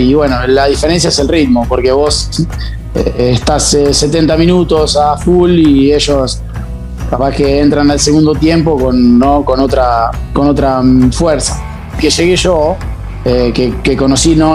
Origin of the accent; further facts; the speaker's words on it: Conesa, Buenos Aires, Argentina; moved away as an adult; now in San Marino; arranqué en el Babi de, mi pueblo, en Conesa, eh, hasta la edad de, de, 14, 15 años